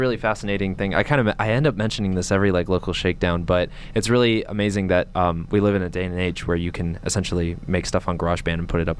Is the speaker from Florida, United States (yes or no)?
no; San Diego, California, United States; I grew up in San Diego, there wasn't a lot going on there DIY-wise